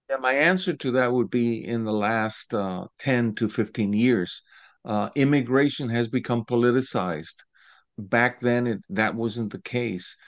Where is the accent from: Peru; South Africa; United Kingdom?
Peru; Lima; also born or lived in Cuba; now in Florida, United States; because I was born in Cuba. My family left, uh, early on during the revolution. We settled in Peru